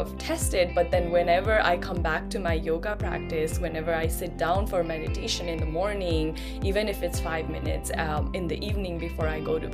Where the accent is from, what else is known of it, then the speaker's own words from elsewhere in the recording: Nepal; I was born in Nepal. I grew up in Nepal